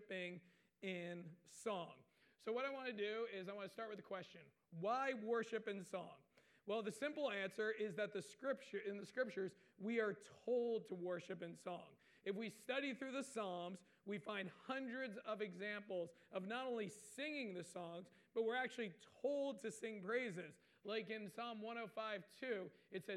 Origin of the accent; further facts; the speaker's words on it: Waretown, New Jersey, United States; I grew up in Waretown